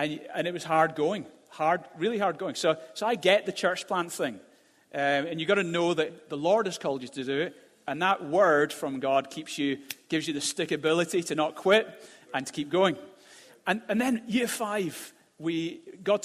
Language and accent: English; Glasgow, Scotland, United Kingdom; I grew up in Glasgow, and I was dragged along to church as a kid